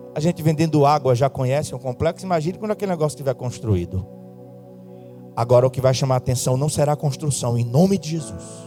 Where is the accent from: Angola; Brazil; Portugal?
Brazil; Northeast Region; como bons nordestinos que somos